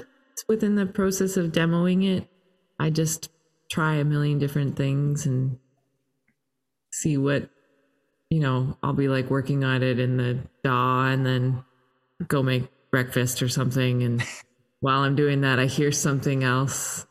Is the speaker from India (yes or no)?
no; Toronto, Ontario, Canada; I'm Canadian and uh, grew up in Toronto